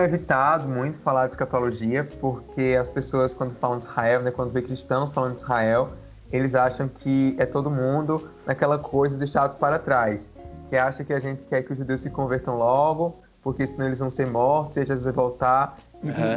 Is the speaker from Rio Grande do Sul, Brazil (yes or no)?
no; Campina Grande, Paraíba, Brazil; now in João Pessoa, Brazil; eu sou de Campina Grande, Paraíba, atualmente eu moro em João Pessoa